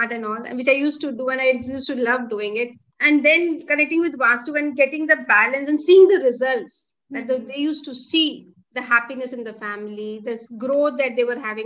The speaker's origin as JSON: {"language": "English", "town": "Kolkata", "region": "West Bengal", "country": "India", "also_born_or_lived": "Delhi / Africa", "moved": "as an adult", "said": "I was from Calcutta."}